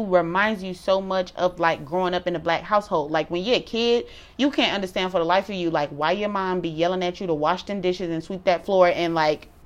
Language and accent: English; Detroit, Michigan, United States; moved away as an adult; also born or lived in Durham, North Carolina; we're from Detroit